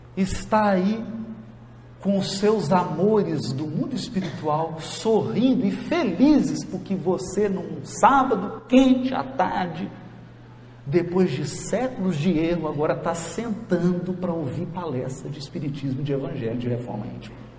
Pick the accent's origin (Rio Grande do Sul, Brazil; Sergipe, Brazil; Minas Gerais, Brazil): Minas Gerais, Brazil; Jequitinhonha Valley; lá na minha terra, lá no Vale do Jequitinhonha